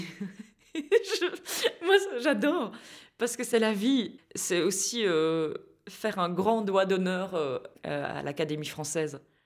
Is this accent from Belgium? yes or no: yes; Philippeville, Wallonia, Belgium; j'ai grandi euh, à, à, Philippeville